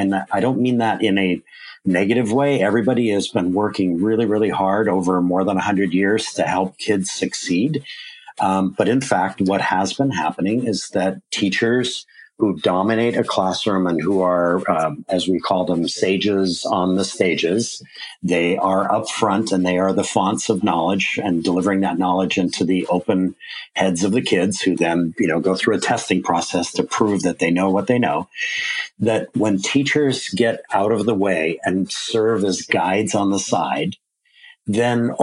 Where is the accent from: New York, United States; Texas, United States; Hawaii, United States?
Hawaii, United States; my home state of Hawaii